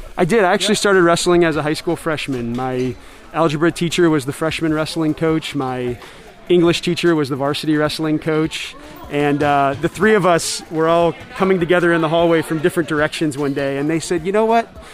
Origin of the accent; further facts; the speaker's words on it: St. Louis, Missouri, United States; moved away as an adult; now in Galesburg, United States; I grew up in St. Louis